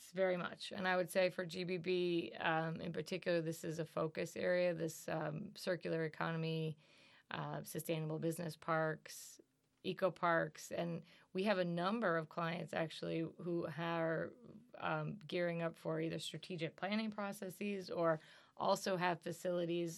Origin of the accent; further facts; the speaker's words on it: Pennsylvania, United States; moved away as an adult; also born or lived in upstate New York; now in New York, United States; I was the youngest of four, uh, four growing up in Pennsylvania.